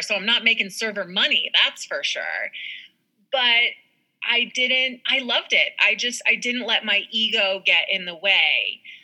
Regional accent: Park City, Utah, United States; I was born and raised in Park City, Utah

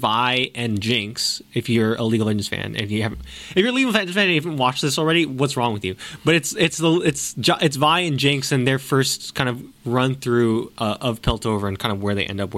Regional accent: United States; as an American

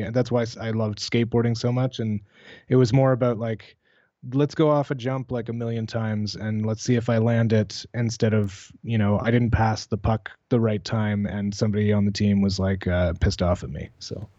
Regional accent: Canada

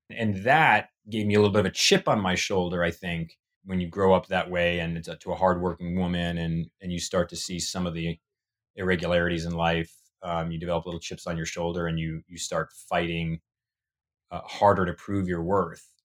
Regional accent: Tennessee, United States; also born or lived in Massachusetts / Long Island, New York; And I was born in Massachusetts. And then a couple years later, moved to Tennessee. That's where my childhood, uh, most of my childhood memories are.

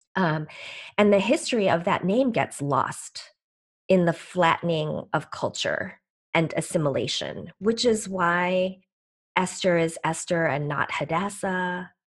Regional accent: Chicago, Illinois, United States; also born or lived in Seoul, South Korea / Green Bay, Wisconsin; I came to the U S as an eight-month-old baby from Seoul, Korea, with my parents who were, um, leaving the only home they knew, uh, and we, uh, settled in Chicago in the Midwest, and this is where I have stayed

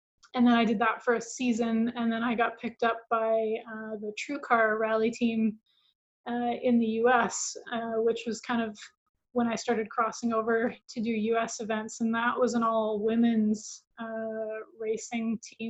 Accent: Calgary, Alberta, Canada; I'm in Calgary, Canada, so that's my hometown

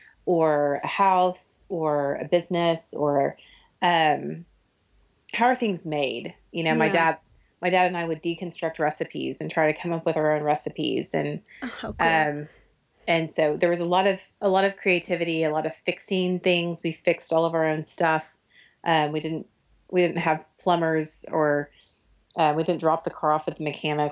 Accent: Oklahoma City, Oklahoma, United States; I grew up in Oklahoma City

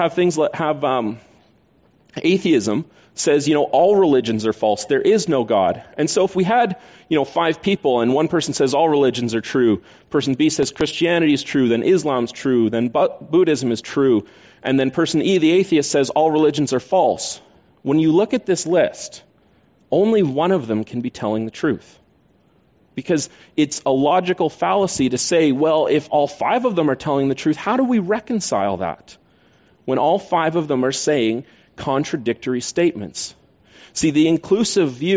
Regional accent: Canada; We're Canadian

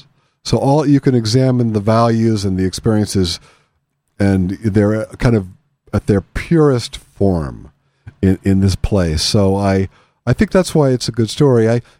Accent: Pennsylvania, United States; I come from Western Pennsylvania, from Appalachia

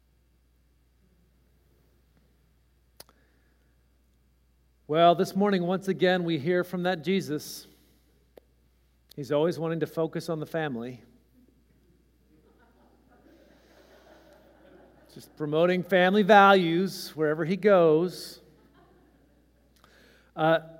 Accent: California, United States; born or raised there

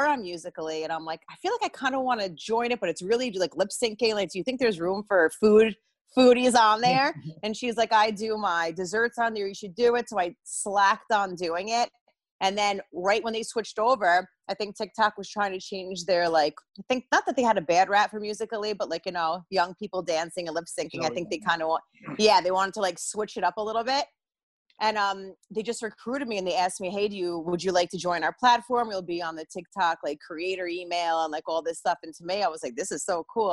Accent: New Jersey, United States; I'm from North Jersey

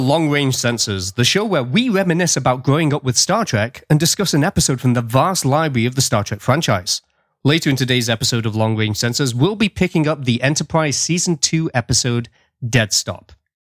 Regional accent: United Kingdom; now in Nova Scotia, Canada; I'm a British expat residing in the Canadian province of Nova Scotia.

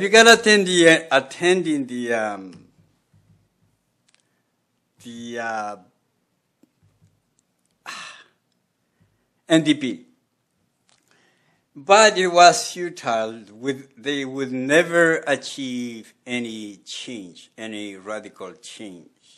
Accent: Quito, Pichincha, Ecuador; moved away; I grew up in Quito, Ecuador, South America

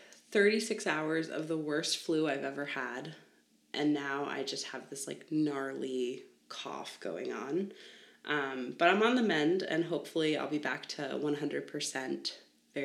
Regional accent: Long Island, New York, United States; I grew up on Long Island in New York.

